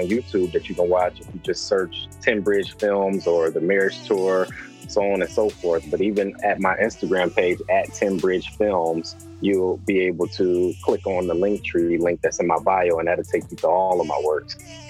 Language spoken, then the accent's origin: English; Detroit, Michigan, United States; moved away as an adult; also born or lived in Arizona / California; now in Michigan, United States; I'm born and raised in Detroit, grew up there, ended up attending the University of Michigan and graduated with a degree in engineering. From that point, I moved to Arizona, like Marquise mentioned. From there, I went to California